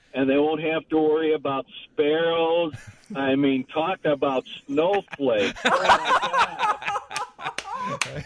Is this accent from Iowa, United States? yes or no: yes; Clinton, Iowa, United States; I'm from the small town of Clinton, Iowa